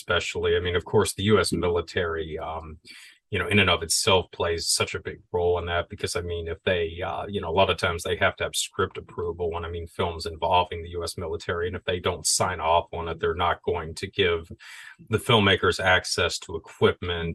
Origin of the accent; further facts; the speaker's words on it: Florida, United States; I grew up in Florida